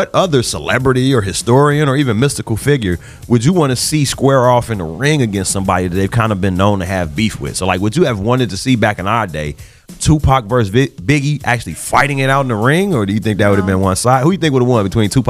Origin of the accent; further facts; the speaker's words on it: Compton, California, United States; But I'm from Bompton. I'm from, yeah. The C's become B's, right.